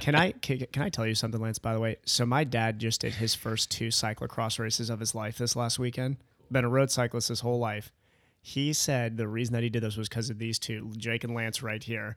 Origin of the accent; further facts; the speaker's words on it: Midwest, United States; moved away; I'm from the Midwest originally